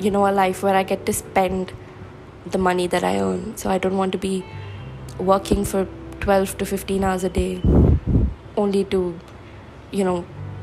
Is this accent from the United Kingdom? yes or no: no; India; I am from India.